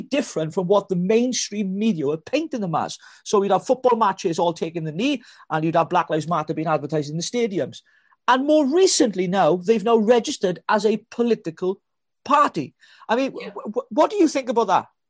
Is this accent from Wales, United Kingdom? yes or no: yes; Wales, United Kingdom; I'm a Welshman. I'm a Welshman from blooming Wales